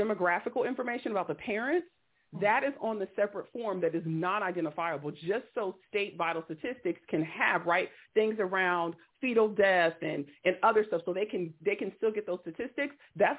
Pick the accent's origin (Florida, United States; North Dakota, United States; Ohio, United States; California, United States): California, United States; I'm born and raised in California